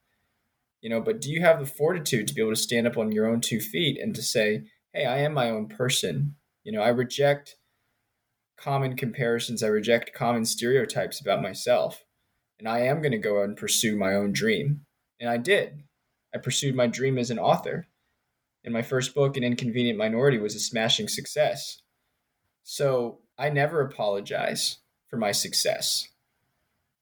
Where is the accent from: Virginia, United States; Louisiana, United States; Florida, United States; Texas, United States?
Virginia, United States; Richmond; moved away; also born or lived in Princeton, New Jersey / Maryland / North Carolina; So I grew up in Richmond, Virginia, and Princeton, New Jersey